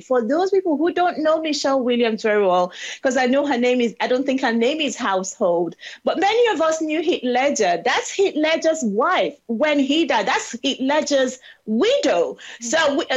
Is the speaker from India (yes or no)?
no; South East Nigeria, Nigeria; born or raised there; moved away as an adult; now in United Kingdom